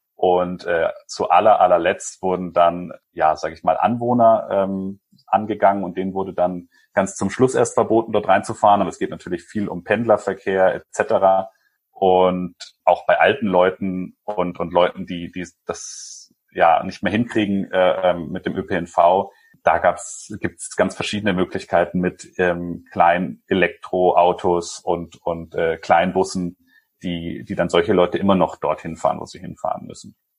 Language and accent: German; Germany; also born or lived in Chile; now in Nuremberg, Germany; ich bin auf dem Land aufgewachsen